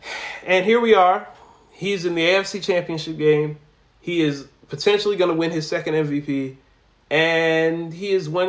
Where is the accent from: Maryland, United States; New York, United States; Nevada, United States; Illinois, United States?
Maryland, United States; I went to school in Baltimore. I'm obviously from Maryland, you know, so Baltimore got a special place in my heart.